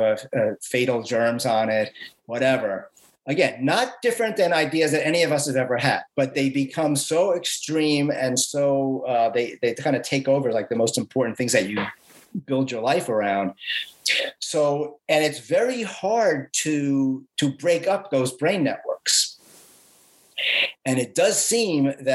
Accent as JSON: {"language": "English", "town": "New York City", "region": "New York", "country": "United States", "tie": "born or raised there", "said": "I grew up in the Bronx"}